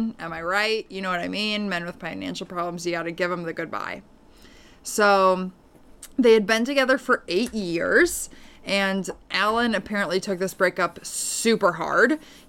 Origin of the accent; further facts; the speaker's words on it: Paris, Île-de-France, France; Growing up in Paris, all the Americans at my dad's company would spend Thanksgiving at Euro Disney.